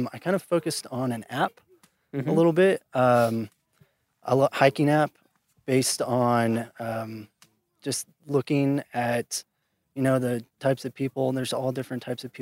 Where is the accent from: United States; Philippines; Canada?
United States; St. Joseph, Missouri; I'm from St. Joe, Missouri.